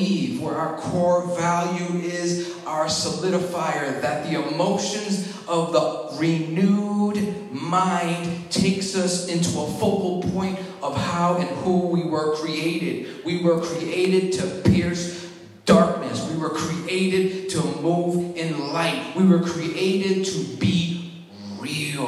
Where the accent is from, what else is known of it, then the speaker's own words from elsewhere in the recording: New York, United States; moved away; I was from New York, so I had a little swag on me